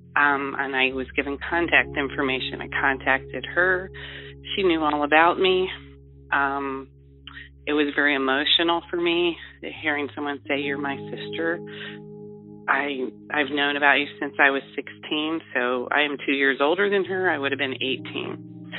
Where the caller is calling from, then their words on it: Ohio, United States; I am calling from Ohio